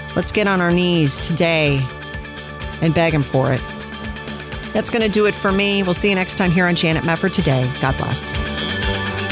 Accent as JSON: {"language": "English", "country": "United States"}